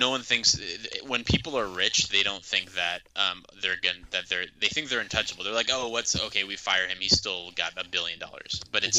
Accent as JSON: {"language": "English", "area": "the Bay Area", "region": "California", "country": "United States", "said": "I'm from the Bay Area."}